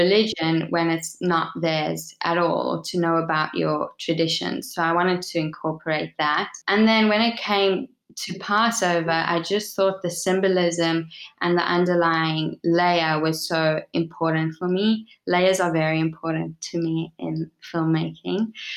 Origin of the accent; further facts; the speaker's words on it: South Africa; I was born in South Africa, raised in South Africa.